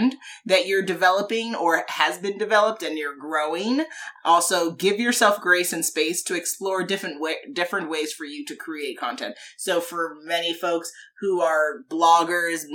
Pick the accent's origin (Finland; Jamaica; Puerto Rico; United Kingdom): Jamaica; I'm Jamaican